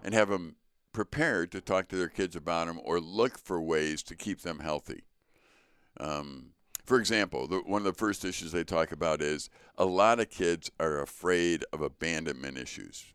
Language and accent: English; Chicago, Illinois, United States; growing up in the Sch-, Chicago public school